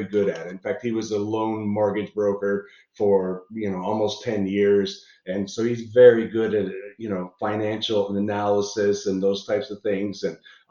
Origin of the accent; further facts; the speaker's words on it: Niagara Falls, Ontario, Canada; I'm from Niagara Falls, Canada